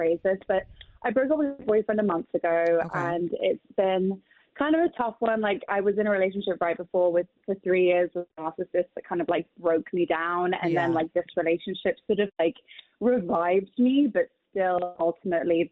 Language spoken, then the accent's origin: English; London, United Kingdom; moved away as an adult; I grew up in London